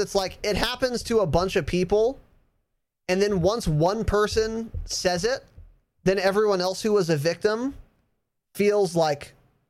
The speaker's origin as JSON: {"language": "English", "country": "Ireland", "said": "Now, I am an Irishman. Through and through."}